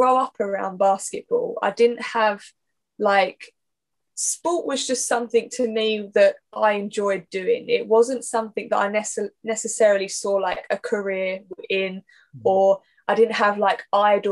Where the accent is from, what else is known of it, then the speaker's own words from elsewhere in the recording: Essex, East of England, United Kingdom; I'm from Essex, born and bred, barely left the place. Yeah, I've literally been here my whole life